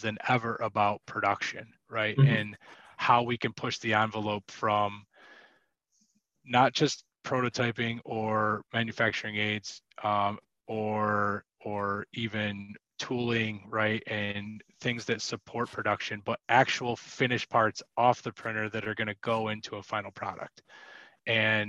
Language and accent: English; Western New York, United States; also born or lived in Chicago; I'm from Western New York. So I've been living here for about the last 12 years